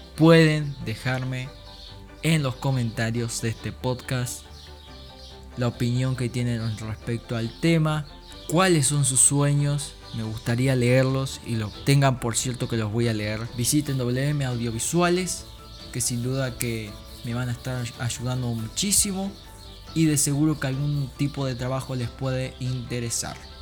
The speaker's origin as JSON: {"language": "Spanish", "country": "Uruguay", "said": "siendo un uruguayo común y corriente cristiano"}